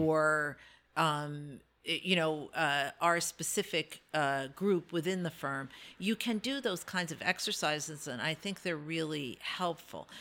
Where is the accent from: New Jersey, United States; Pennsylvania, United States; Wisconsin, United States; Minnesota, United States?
New Jersey, United States; moved away as an adult; also born or lived in Brooklyn, New York; now in Delaware, United States; So I was born in Brooklyn, I was raised in North Jersey